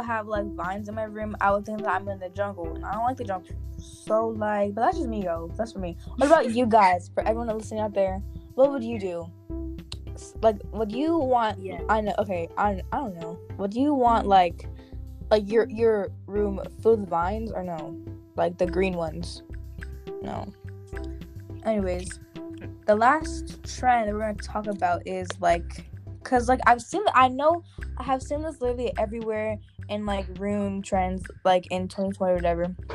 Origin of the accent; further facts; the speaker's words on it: Nigeria; moved away; I traveled to my home country, Nigeria.